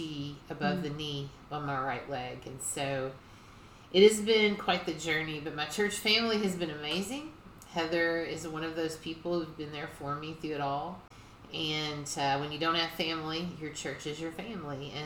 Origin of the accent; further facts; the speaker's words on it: Louisville, Kentucky, United States; I was raised here in Louisville, Kentucky